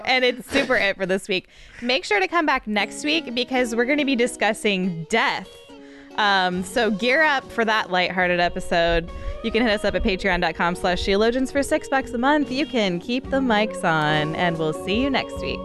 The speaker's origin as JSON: {"language": "English", "country": "United States", "said": "as an American"}